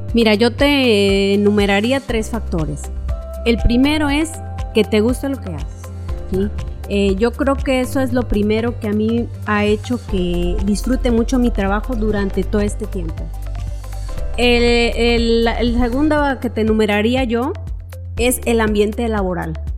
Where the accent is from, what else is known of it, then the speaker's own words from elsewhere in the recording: Córdoba, Veracruz, Mexico; moved away as an adult; now in Ciudad del Carmen, Mexico; yo venía de la ciudad de Córdoba, Veracruz, de donde yo soy originaria